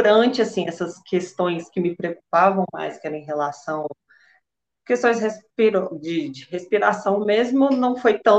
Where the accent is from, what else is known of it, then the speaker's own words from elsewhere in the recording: Belo Horizonte, Minas Gerais, Brazil; eu sou aqui de BH, sou bancária, tenho 33 anos.